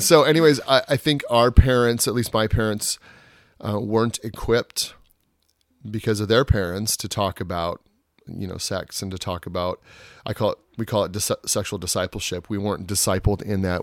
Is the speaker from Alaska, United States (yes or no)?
yes; Juneau, Alaska, United States; moved away; also born or lived in Portland; born and raised in Alaska